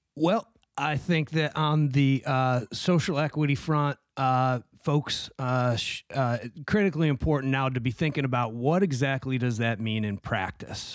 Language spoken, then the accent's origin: English; Syracuse, New York, United States; moved away; I'm from Syracuse originally